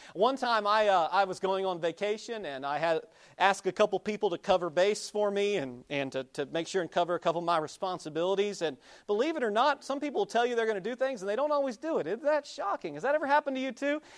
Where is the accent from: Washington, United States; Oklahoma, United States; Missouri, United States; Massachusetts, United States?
Oklahoma, United States; moved away; I grew up in Oklahoma.